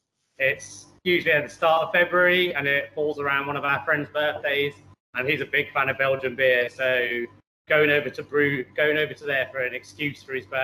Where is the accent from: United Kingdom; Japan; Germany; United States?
United Kingdom; West Midlands; I'm from the Midlands, and the waterfall next to where I grew up, where my parents lived, was a Holden's pub